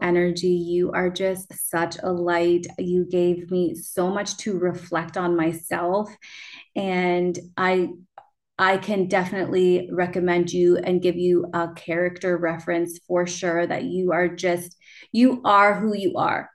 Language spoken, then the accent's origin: English; Canada; also born or lived in Peru; I was adopted from Peru and I moved to Canada and I refused to speak Spanish